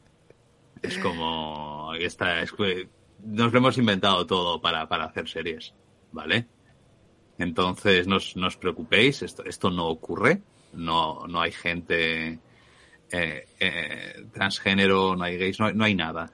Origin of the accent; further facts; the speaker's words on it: Spain; accent: Spanish (Spain); tengo acento español